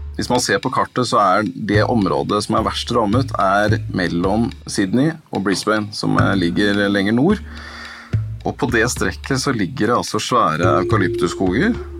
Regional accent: Norway; som nordmann

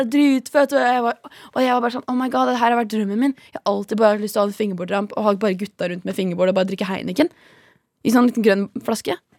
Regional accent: Horten, Vestfold, Norway; now in Oslo, Norway; jeg er fra Horten

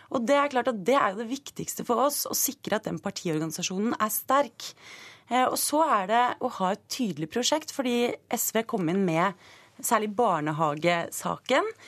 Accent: Stokke, Vestfold, Norway; jeg er fra Stokke, som er Eh, en eh, landbrukskommune

